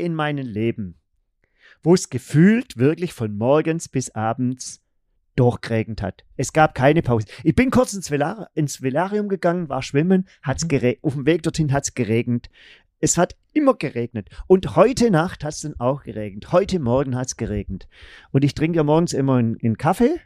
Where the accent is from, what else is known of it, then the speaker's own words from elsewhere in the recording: Germany; wir gesagt, ja, aus Deutschland.